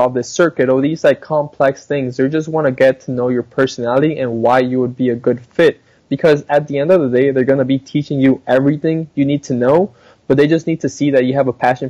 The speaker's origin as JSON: {"language": "English", "country": "Colombia", "tie": "born or raised there", "also_born_or_lived": "Ohio / Dallas, Texas", "moved": "yes", "lives_now": "United States", "said": "I was born and raised in Colombia, South America."}